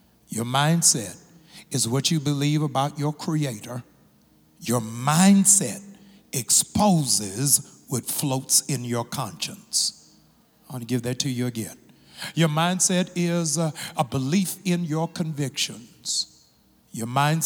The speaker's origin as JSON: {"language": "English", "region": "Maryland", "country": "United States", "tie": "born or raised there", "moved": "yes", "said": "my home state of Maryland"}